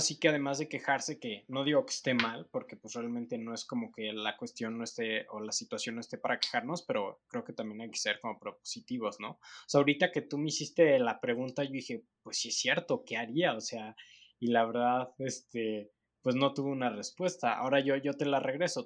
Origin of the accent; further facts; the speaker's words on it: Mexico; nosotros como mexicanos